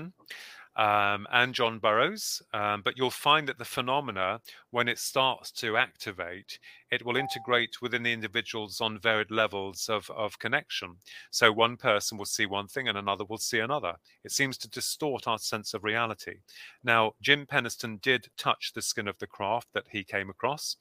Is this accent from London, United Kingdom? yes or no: no; Bedford, East of England, United Kingdom; we come from Bedford